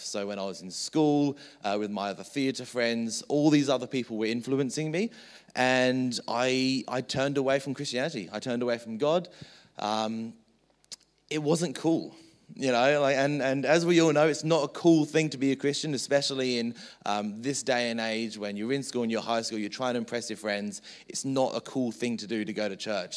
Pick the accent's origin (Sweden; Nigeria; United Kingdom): United Kingdom; England; moved away; So I was born in England